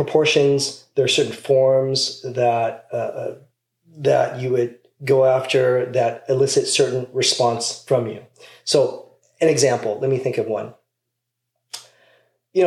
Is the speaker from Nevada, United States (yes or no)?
yes; Las Vegas, Nevada, United States; moved away as an adult; also born or lived in Pasadena, California; I grew up actually in Las Vegas. So not California.